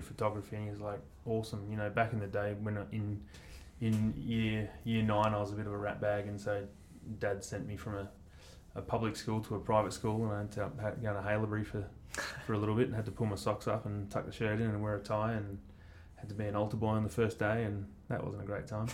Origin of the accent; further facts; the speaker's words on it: Mount Eliza, Victoria, Australia; also born or lived in Northcote, Melbourne; I grew up in Mount Eliza